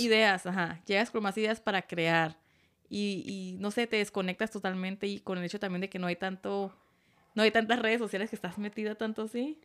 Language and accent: Spanish; Tijuana, Baja California, Mexico; moved away; Yo soy de Tijuana.